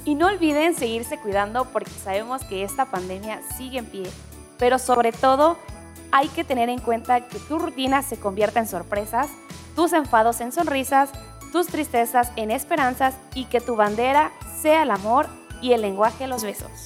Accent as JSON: {"language": "Spanish", "country": "Mexico", "said": "como mexicanos nos definen"}